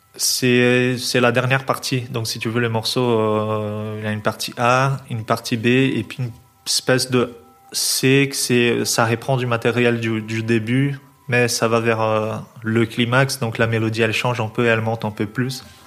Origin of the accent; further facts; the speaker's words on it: São Paulo, Brazil; moved away as an adult; now in Belgium; je viens de São Paulo, mais je suis en Belgique depuis 8 ans